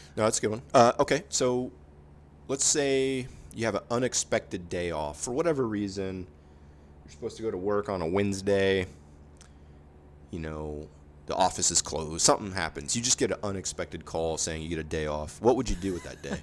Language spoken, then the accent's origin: English; Space Coast, Florida, United States; born or raised there